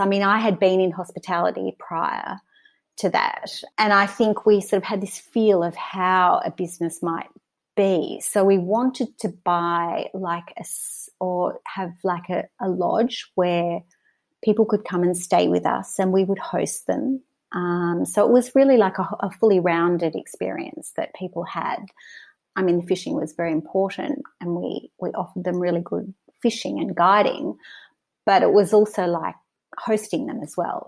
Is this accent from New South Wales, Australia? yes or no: no; Mornington, Victoria, Australia; I was born in Mornington on the Mornington Peninsula in Victoria and Australia. I grew up there